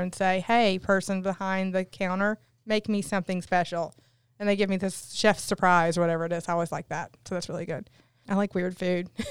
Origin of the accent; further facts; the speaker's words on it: Newport, Tennessee, United States; from Newport, Tennessee, so I'm from a tiny little town, too.